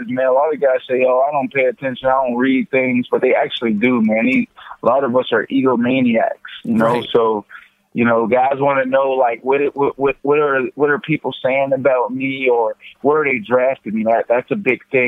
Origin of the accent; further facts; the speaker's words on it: Pittsburgh, Pennsylvania, United States; accent: East Coast Southern twang; also born or lived in Florida; now in Brooklyn, United States; I'm from Pittsburgh originally, and then I moved to Florida, so I get like this East Coast Southern twang thing going on